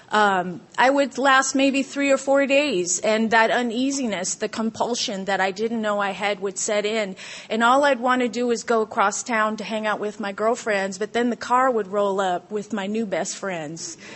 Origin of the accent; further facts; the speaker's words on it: California, United States; also born or lived in Guam; you know, I grew up in Southern California. My dad is uh, from the Coast Guard. He's a corpsman. We grew up in a Coast Guard family, and my mom's Canadian, which makes for an interesting story.